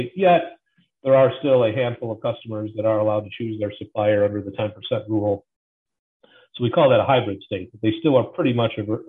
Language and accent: English; Illinois, United States; I'm from Illinois, and I'm in Illinois still